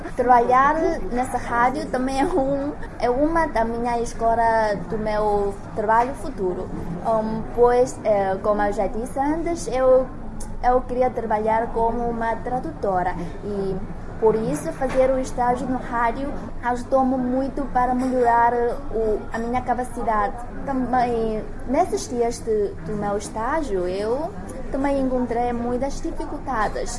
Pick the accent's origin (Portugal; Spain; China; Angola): China; Henan; Portuguese is a second language; moved away; os hábitos e costumes da minha terra natal são muito diferentes dos outros lugares da província de Henan